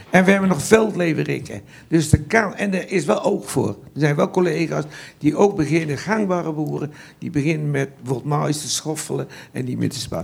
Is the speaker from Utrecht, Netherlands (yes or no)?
yes; Vianen, Utrecht, Netherlands; also born or lived in Hagestein; now in Westpolder, Netherlands; Ik ben geboren in Vianen op een klein stadsboerderijtje. En dan zijn we in, eh, zeventig verhuisd naar, eh, Harenstein